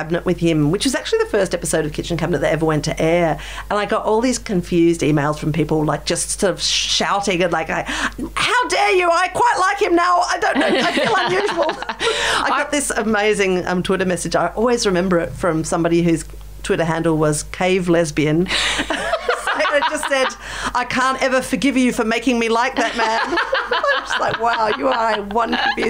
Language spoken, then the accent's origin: English; South Australia, Australia; Australia as well, which has just like lost the car manufacturing industry. So for my home state, it's a survival, you know.